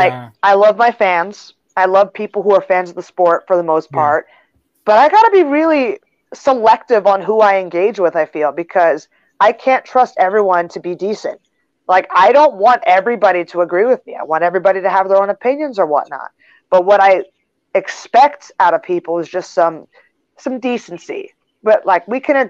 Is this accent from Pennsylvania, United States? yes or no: yes; Philadelphia, Pennsylvania, United States; moved away; I'm originally from Philadelphia.